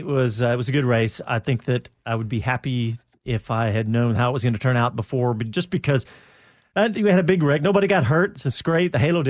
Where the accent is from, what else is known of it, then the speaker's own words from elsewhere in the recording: United States; I'm an American